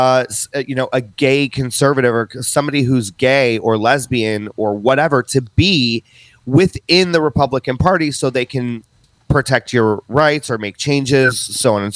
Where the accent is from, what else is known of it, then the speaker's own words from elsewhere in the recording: just outside of Chicago, Illinois, United States; I was born and raised just outside of Chicago